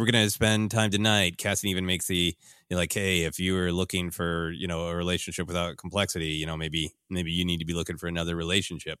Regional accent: Midwest, United States; growing up in the Midwest

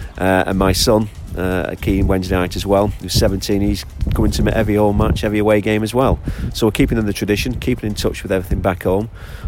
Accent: Lancashire, North West England, United Kingdom; now in Malta; born and bred in Lancashire, but born up as an Owl. My father is an ex-Sheffield who moved over to Lancashire in 58, but brought me up watching the Wednesday, and all my family are Owls.

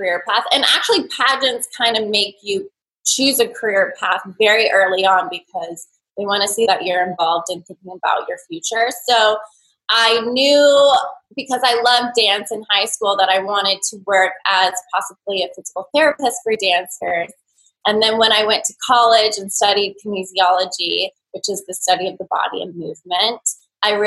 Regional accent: Thousand Oaks, California, United States; I'm from Thousand Oaks, California. It's a suburb a little bit north

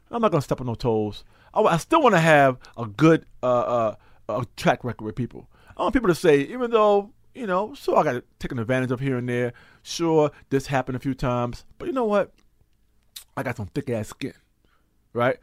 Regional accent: New York, United States; also born or lived in North Carolina; I was born in North Carolina. I came to New York at three, and I've been in New York since I was three years old

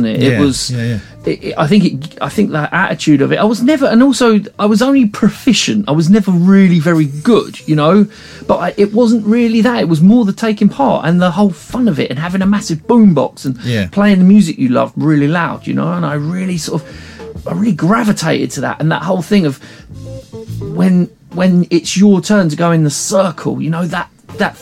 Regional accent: Hythe, South East England, United Kingdom; I grew up in a place called Hive, which is near Folkestone

